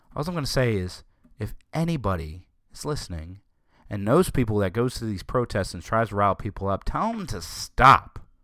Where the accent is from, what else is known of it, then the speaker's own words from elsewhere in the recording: Southern, United States; accent: Southern; my Southern accent